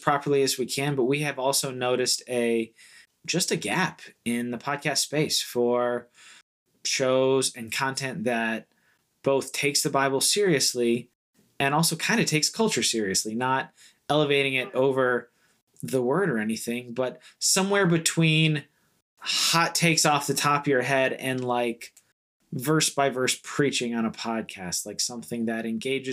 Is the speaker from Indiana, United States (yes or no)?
no; Florida, United States; I grew up in Florida and I went to Clearwater